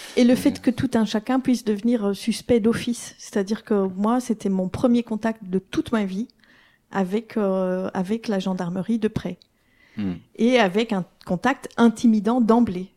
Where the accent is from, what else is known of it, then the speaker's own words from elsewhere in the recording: Belgium; en tant que Belge